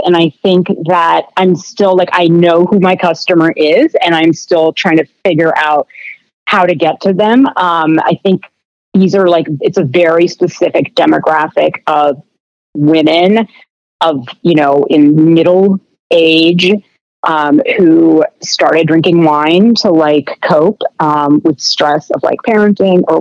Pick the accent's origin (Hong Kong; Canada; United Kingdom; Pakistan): Canada; I'm Canadian